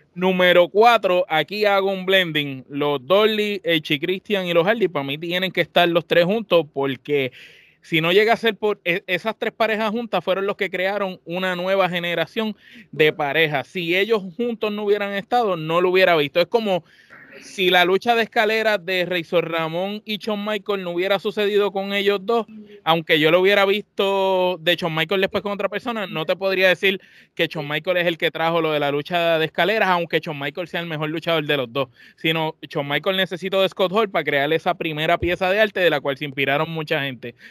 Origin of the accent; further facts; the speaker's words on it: Puerto Rico; nosotros que somos de Puerto Rico